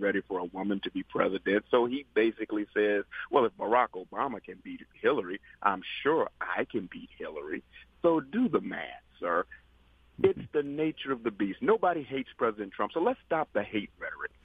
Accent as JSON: {"language": "English", "region": "New York", "country": "United States", "tie": "born or raised there", "said": "he's a New Yorker like myself, sir. I was born in New York"}